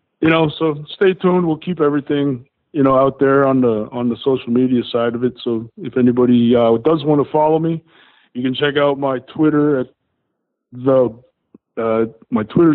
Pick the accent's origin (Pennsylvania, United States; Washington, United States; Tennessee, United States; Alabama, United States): Pennsylvania, United States; Coaldale; the Angela Theater in Coaldale. That's my hometown theater.